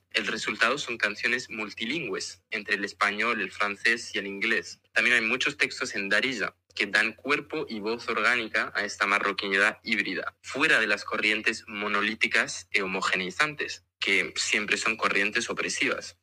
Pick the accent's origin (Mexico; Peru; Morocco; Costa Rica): Morocco; nuestro país. Somos árabes, somos africanos, somos amazigh